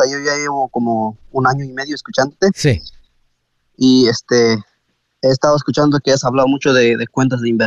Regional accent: Guatemala; moved away; yo soy de Guatemala

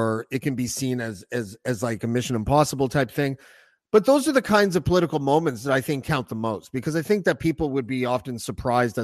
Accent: Whitby, Ontario, Canada; I grew up in the Golden Horseshoe. I grew up in Whitby

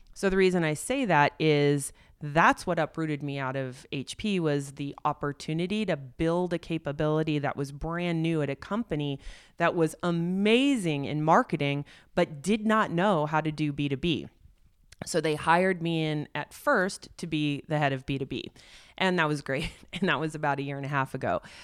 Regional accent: Silicon Valley, California, United States; I grew up as an only child looking at my mom going to work every day in Silicon Valley

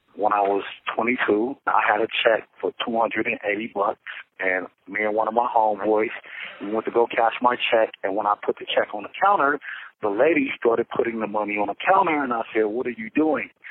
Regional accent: Los Angeles, California, United States; I'm from Los Angeles, California

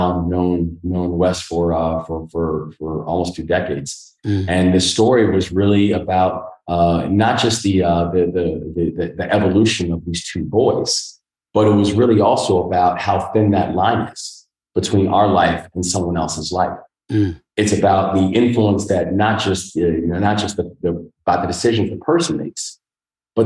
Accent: New York City, New York, United States; also born or lived in Baltimore, Maryland; now in Maryland, United States; born in Maryland, but my father died in front of me when I was 3 years old, and how my mother then moved us up to the Bronx to go live with my grandparents.

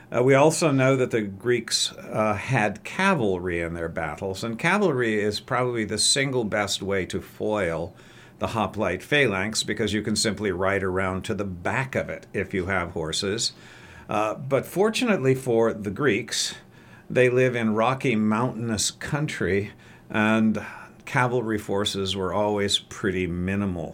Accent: Oregon, United States; I'm actually an Oregonian, at least I claim to be. I was uh, brought here at the ripe old age of two

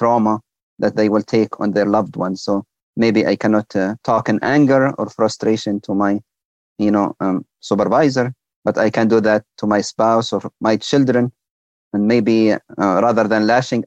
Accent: Libya; now in United States; my home country, Libya.

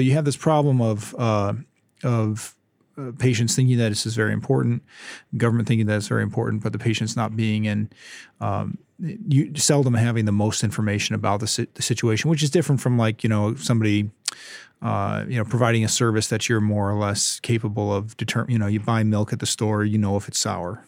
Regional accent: Ypsilanti, Michigan, United States; also born or lived in Hillsdale, Michigan; I grew up in Southeast Michigan in Ypsilanti, and I came out this direction to go to Hillsdale College when I was eighteen

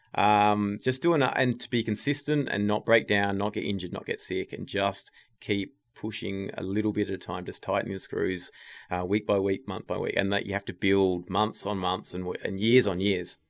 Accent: Tasmania, Australia; moved away as an adult; also born or lived in England; now in United States; I'm from Tasmania

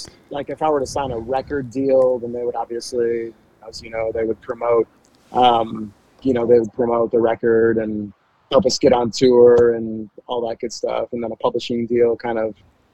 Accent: Frankenmuth, Michigan, United States; moved away as an adult; also born or lived in New York City / Nashville; now in Cincinnati, United States; Frankenmuth, Michigan. I graduated high school from Frankenmuth High School

